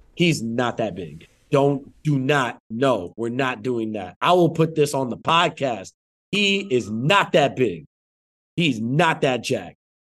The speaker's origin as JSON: {"language": "English", "region": "New Jersey", "country": "United States", "said": "I'm from Jersey"}